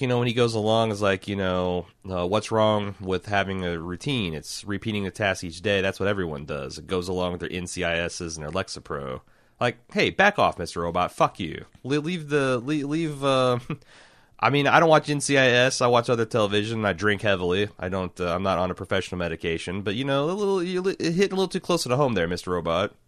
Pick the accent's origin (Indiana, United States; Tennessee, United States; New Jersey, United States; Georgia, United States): Indiana, United States; growing up in Indiana